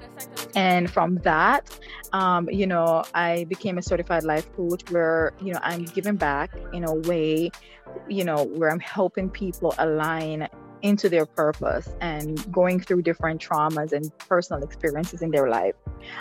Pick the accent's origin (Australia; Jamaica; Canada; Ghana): Jamaica; moved away as an adult; also born or lived in Kingston, Jamaica; now in United States; I grew up in a rural part of Jamaica